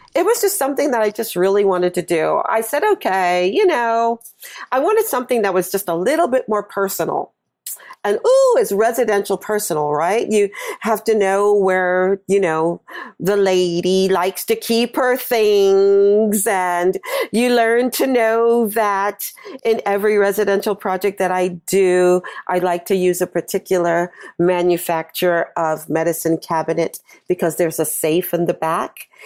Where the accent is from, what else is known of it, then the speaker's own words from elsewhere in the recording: New York, United States; also born or lived in California; I'm from New York and based in New York